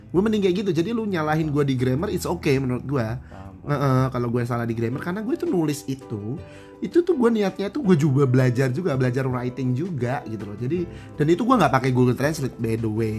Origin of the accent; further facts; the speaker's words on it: Central Java, Indonesia; moved away as an adult; now in Jakarta, Indonesia; gua ngomong gua orang Jawa, Jawa Tengah